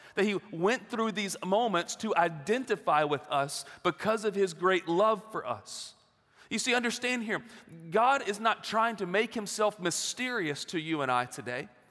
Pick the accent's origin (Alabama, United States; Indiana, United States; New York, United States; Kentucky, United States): Alabama, United States; Gardendale; moved away as an adult; now in Knoxville, United States; I grew up there in Gardendale and, uh, like you said, moved in eighth grade